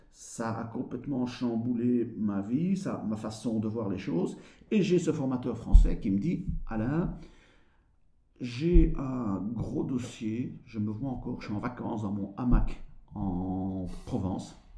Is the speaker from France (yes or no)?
no; Belgium; accent: Belgian; il paraît que j'ai un accent belge. Et deux, ah pour la manière décalée par rapport au Français de donner cette formation.